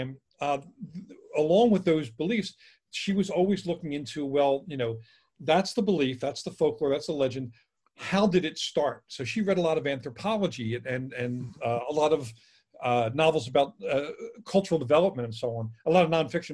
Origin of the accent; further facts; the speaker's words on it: Philadelphia, Pennsylvania, United States; I'm from Philly and I spent a lot of time in Jersey